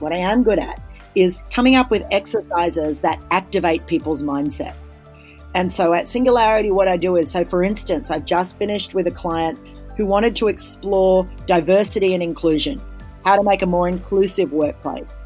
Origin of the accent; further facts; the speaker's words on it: Australia; As an Australian